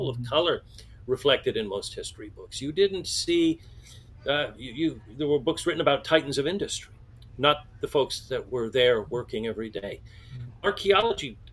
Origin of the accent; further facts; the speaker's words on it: San Francisco Bay Area, California, United States; growing up in the San Francisco Bay Area